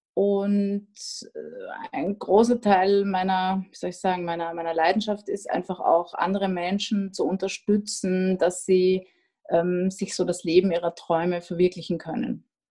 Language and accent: German; Austria; now in Vienna, Austria; ich bin Österreicherin